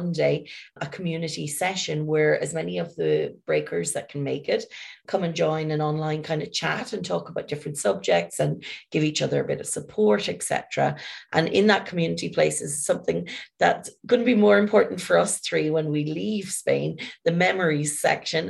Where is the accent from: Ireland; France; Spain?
Ireland; I'm from Ireland